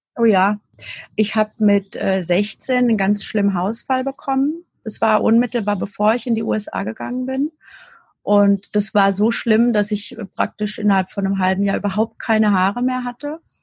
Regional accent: near Darmstadt, near Frankfurt, Hesse, Germany; ich habe immer hier gelebt in der Nähe von Darmstadt, also bei Frankfurt

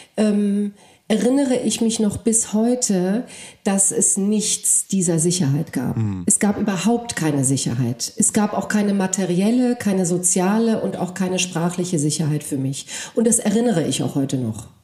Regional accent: Frankfurt, Hesse, Germany; first language Polish; German is a second language; also born or lived in Cape Town, South Africa; ich komme äh, aus Frankfurt, ja, ich lebe in Deutschland

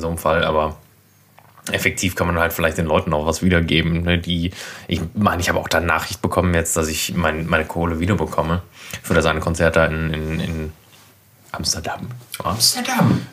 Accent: Berlin, Germany; ich komme aus Berlin eigentlich

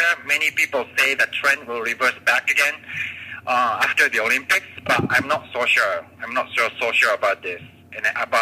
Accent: Osaka, Japan; also born or lived in Virginia, United States; I'm originally from the city of Osaka, and I was born and raised there

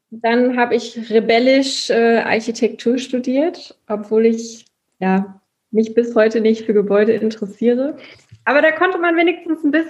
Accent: Aachen, North Rhine-Westphalia, Germany; Ich komme ja aus Aachen

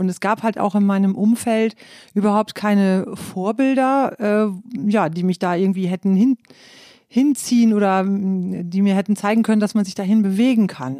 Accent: East Frisia, Lower Saxony, Germany; moved away; ich bin ja in Ostfriesland aufgewachsen

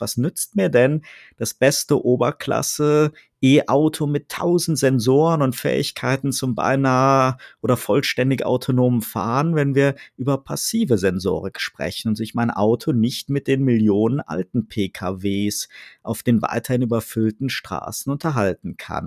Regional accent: Rhineland, Germany; now in Baden-Württemberg, Germany; als Rheinländer

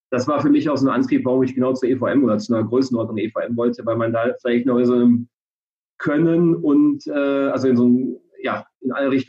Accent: North Rhine-Westphalia, Germany; now in Frankfurt, Germany; 36 Jahre alt, komme gebürtig aus dem Rheinland zwischen Köln und Düsseldorf.

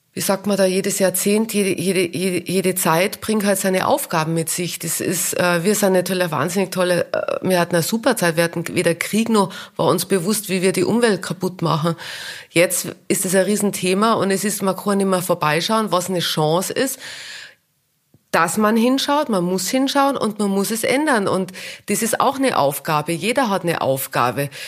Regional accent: Kitzbühel, Tyrol, Austria; accent: Tyrolean dialect; moved away as an adult; also born or lived in Vienna / New York / Munich; ich komme ja aus Kitzbühel und das ist alles so eng

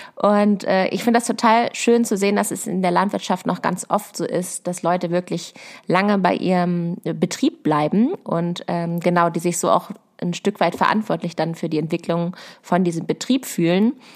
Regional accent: Lower Saxony, Germany; also born or lived in Berlin; bei uns in Niedersachsen auf einem Ackerbaubetrieb.

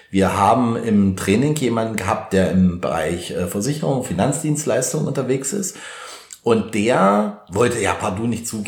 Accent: Germany; ich sage mal, bei uns in Deutschland, in unserem Kulturkreis, sind halt viele von weg motiviert

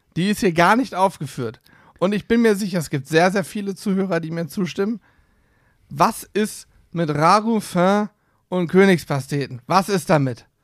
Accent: Hesse, Germany; Ich bin ja eigentlich ein Hesse. Meine Eltern sind beide aus Hessen.

